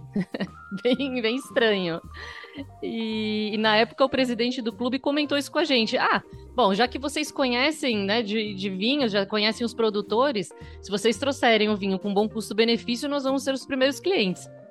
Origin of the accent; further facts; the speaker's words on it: Brazil; moved away as an adult; also born or lived in Germany; Minha família é alemã, dos dois lados, eu já nasci aqui no Brasil. E eu resolvi fazer faculdade aqui e ir para a Alemanha trabalhar